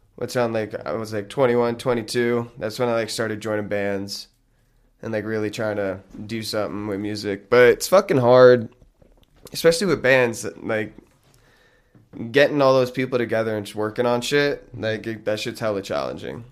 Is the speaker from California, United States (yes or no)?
no; Lincoln Park, New Jersey, United States; I grew up in this town called Lincoln Park